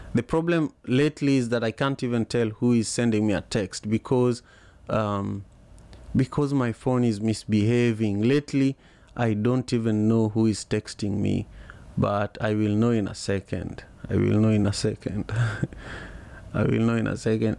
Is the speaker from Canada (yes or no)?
no; Kenya; now in Seattle, United States; I'm a Luo, I'm a Luo from Lake Victoria